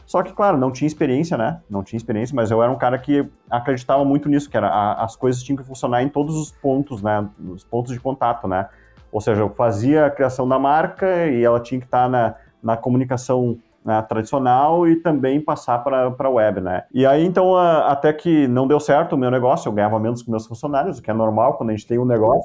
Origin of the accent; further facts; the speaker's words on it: Estância Velha, Rio Grande do Sul, Brazil; also born or lived in Campo Bom; Eu nasci em Estância Velha, tá? Mas eu, eu vivo em Campo Bom já há muitos anos